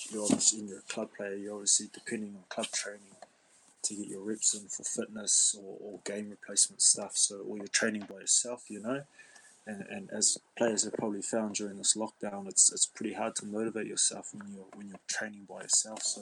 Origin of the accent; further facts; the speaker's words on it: Waikato, New Zealand; I'm I'm from Waikato, and it sort of it sort of worked out quite well. All my mum's side were all from South Waikato.